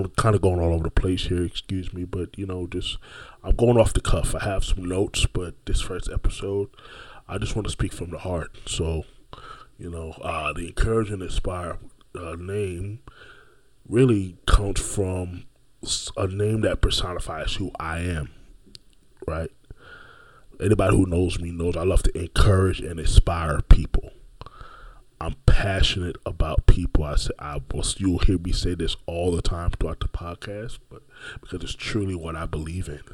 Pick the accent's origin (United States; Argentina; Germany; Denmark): United States; Orlando, Florida; also born or lived in Brooklyn, New York; I am originally from Brooklyn, New York, but have been raised my entire life, pretty much, after the age of 7, in the city beautiful Orlando, Florida.